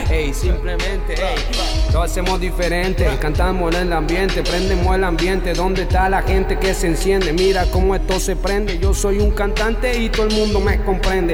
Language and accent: Spanish; Bogotá, Colombia; moved away; also born or lived in Medellín / Manizales; cuando yo llegué a Medellín, yo, nací en Bogotá